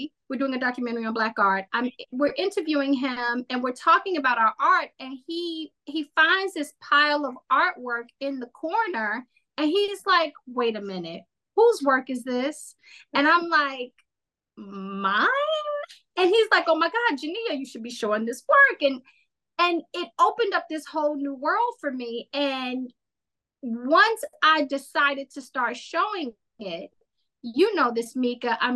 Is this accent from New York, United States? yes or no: no; Indiana, United States; I grew up in Indiana